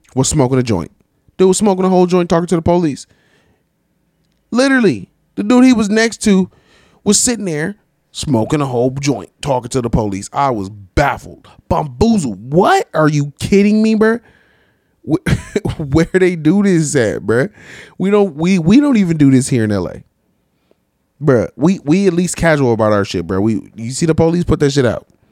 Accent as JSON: {"language": "English", "region": "California", "country": "United States", "said": "I'm from Cali"}